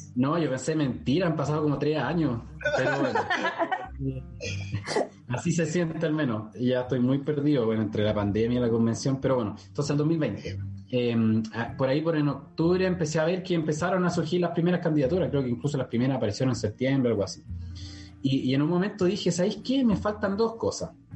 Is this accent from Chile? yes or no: yes; La Florida, Santiago Metropolitan Region, Chile; soy nacido y criado en la Florida, del distrito 12